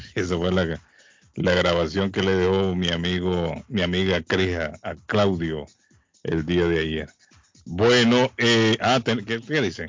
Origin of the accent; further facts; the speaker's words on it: Honduras; now in Massachusetts, United States; en Honduras, en mi país